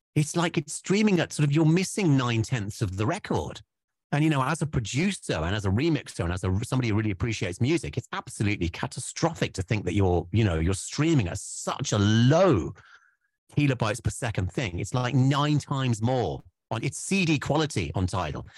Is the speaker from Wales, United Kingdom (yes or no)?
yes; Wales, United Kingdom; we're Welsh boys